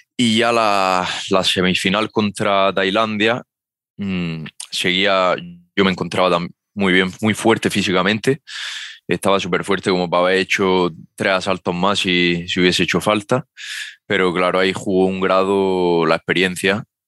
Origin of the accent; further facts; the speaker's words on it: Almería, Andalusia, Spain; aquí en mi tierra, en Almería